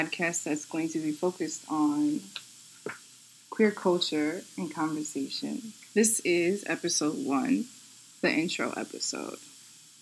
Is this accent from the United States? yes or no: yes; New York City, New York, United States; I'm born and raised in New York City.